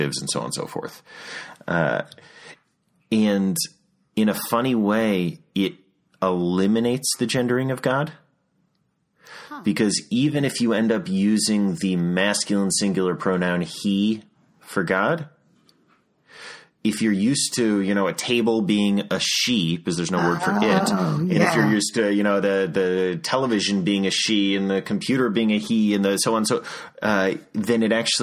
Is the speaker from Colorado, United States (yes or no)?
no; St. Louis, Missouri, United States; now in Cincinnati, United States; I grew up in St. Louis